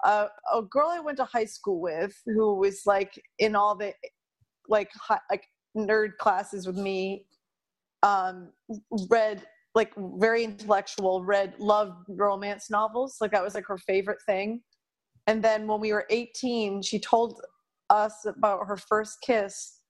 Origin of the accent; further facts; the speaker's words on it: Maine, United States; where I grew up in Maine